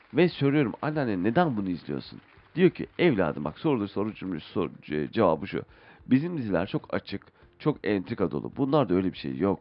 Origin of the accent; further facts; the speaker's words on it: Istanbul, Turkey; doğduğum yer İstanbul